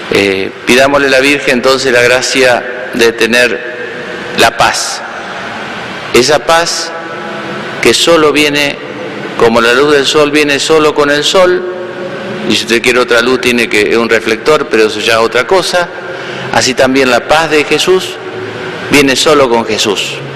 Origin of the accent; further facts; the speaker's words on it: Entre Ríos, Argentina; estando en mi pueblo natal allá en Entre Ríos me tocó, bueno, cuidar a mis padres un tiempo.